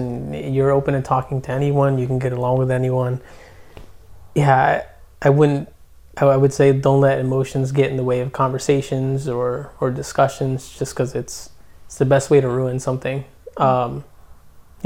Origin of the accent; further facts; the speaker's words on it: Trenton, New Jersey, United States; I, my parents are Guatemalan. I'm from Trenton